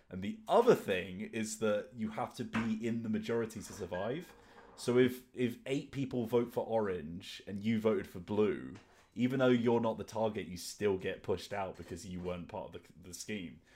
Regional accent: Luton, East of England, United Kingdom; I'm from Luton.

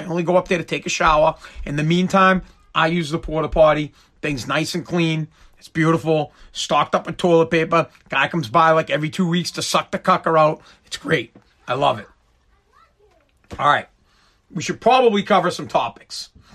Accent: Massachusetts, United States; I'm from Mass, I talk about Boston stuff and Patriots

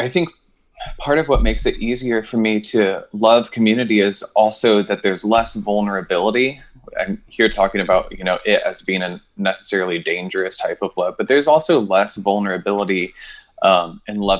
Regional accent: New Jersey, United States; I was born somewhere in New Jersey

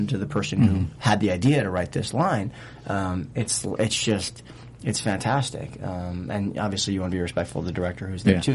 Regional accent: Boston, Massachusetts, United States; I'm from Boston

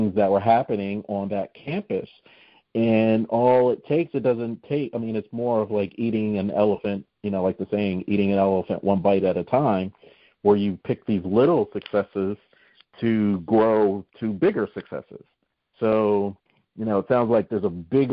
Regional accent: New Jersey, United States; moved away; I'm originally from New Jersey

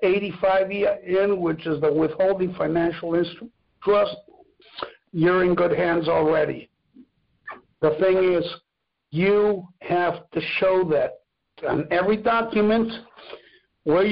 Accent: Mexico; English is a second language; moved away; I wasn't raised in the United States. I was raised in Mexico.

